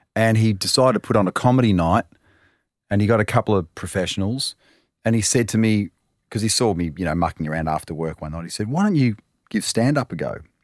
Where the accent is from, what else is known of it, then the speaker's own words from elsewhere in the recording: Melbourne, Victoria, Australia; I was growing up in Talmarone